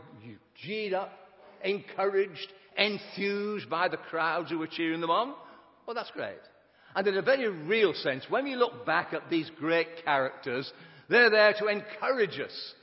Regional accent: Sheffield, Yorkshire and the Humber, United Kingdom

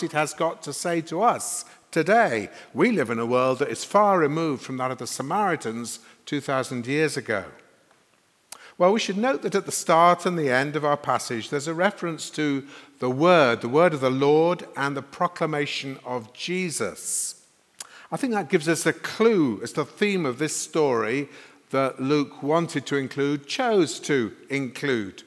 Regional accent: Sheffield, Yorkshire and the Humber, United Kingdom; moved away as an adult; also born or lived in London; now in Sheffield, United Kingdom; I was a minister in London for 30 years, but I grew up in Sheffield, so Christina and I have come back here

